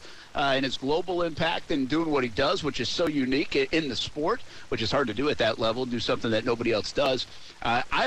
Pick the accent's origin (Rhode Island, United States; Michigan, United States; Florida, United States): Rhode Island, United States; Pawtucket; now in Jacksonville, United States; growing up in Pawtucket, and you get the Paw Sox just down the road